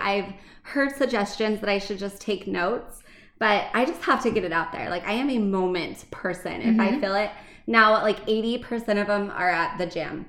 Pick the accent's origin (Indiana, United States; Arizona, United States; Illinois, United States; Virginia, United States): Arizona, United States; now in Utah, United States; I grew up in Arizona.